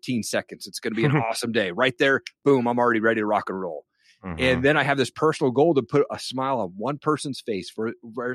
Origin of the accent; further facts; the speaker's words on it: Kennewick, Washington, United States; It's grown now in Kennewick, Washington, to be specific